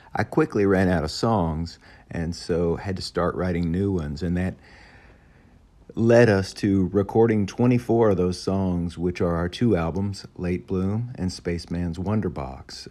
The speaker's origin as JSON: {"language": "English", "town": "Memphis", "region": "Tennessee", "country": "United States", "said": "we're all from Memphis"}